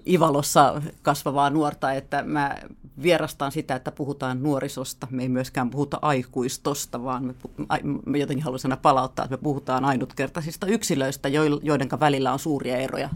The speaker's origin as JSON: {"language": "Finnish", "town": "Helsinki", "region": "Uusimaa", "country": "Finland", "tie": "born or raised there", "also_born_or_lived": "France / Sweden", "said": "Mä oon helsinkiläinen äh, ihminen, joka on asunut täällä Helsingissä pääosan elämästäni"}